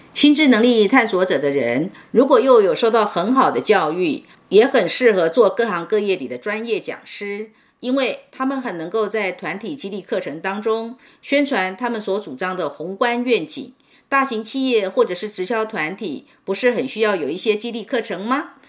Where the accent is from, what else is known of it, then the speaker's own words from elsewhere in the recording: Northeast China, China; 我小时候是在东北偏远农村的小山沟里长大的，兄弟姐妹四个，我排行老三，爸妈都为农活儿家计辛苦劳作，早出晚归